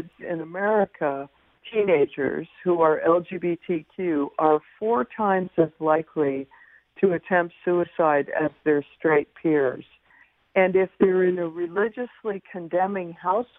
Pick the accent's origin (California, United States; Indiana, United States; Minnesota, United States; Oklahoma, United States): California, United States; San Francisco; growing up in San Francisco